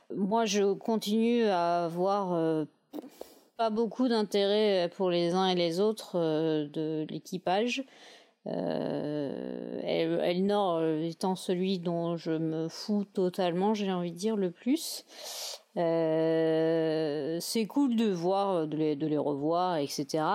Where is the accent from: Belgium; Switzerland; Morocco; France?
France; on est français